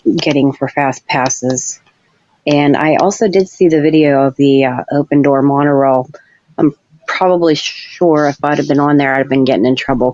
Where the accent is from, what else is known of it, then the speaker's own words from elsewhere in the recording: Pennsylvania, United States; I'm from Pennsylvania